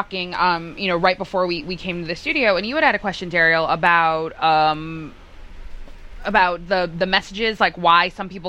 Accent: Boston, Massachusetts, United States; Well, ironically, I am from Boston, and I don't have an accent.

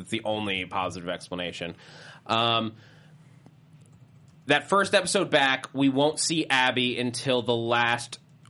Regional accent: New York, United States; accent: Brooklyn; Look, from New York, what can I do?

